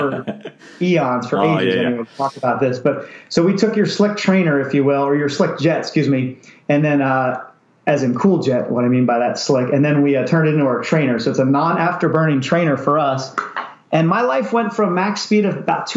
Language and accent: English; Pennsylvania, United States; moved away as an adult; also born or lived in Maryland / Kingsville, Texas / San Diego; I grew up in Pennsylvania